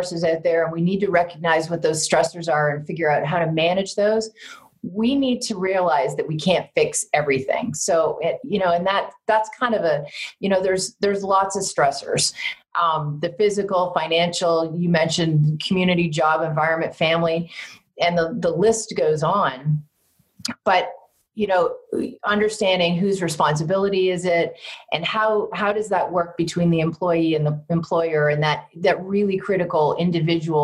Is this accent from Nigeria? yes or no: no; Canada; moved away; Growing up in Canada